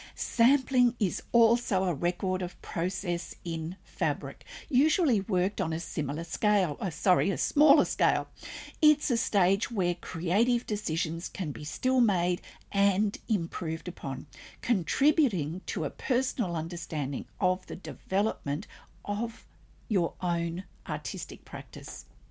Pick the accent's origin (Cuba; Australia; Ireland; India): Australia; I'm an Australian textile artist, teacher, judge